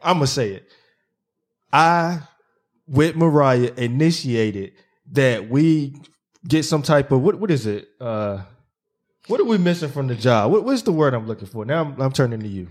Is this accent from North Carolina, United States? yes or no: yes; Zebulon, North Carolina, United States; my hometown in Zeppelin